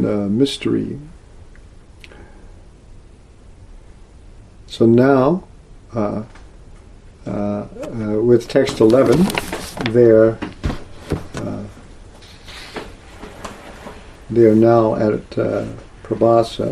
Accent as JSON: {"language": "English", "region": "Texas", "country": "United States", "tie": "born or raised there", "also_born_or_lived": "Oklahoma, United States", "moved": "yes", "said": "I grew up in Texas and Oklahoma part of my life"}